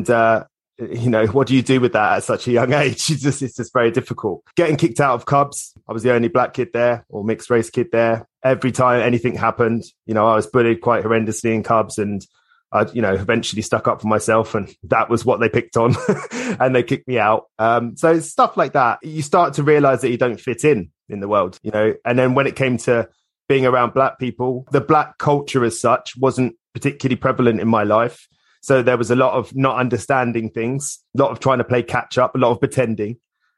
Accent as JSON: {"language": "English", "town": "Islington", "region": "London", "country": "United Kingdom", "tie": "born there", "said": "I was born in Islington, believe it or not."}